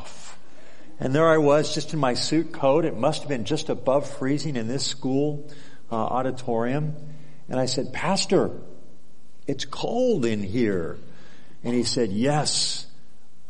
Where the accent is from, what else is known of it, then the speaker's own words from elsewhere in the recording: Southern California, United States; moved away as an adult; now in Alaska, United States; my whole life growing up in California, most of it Southern California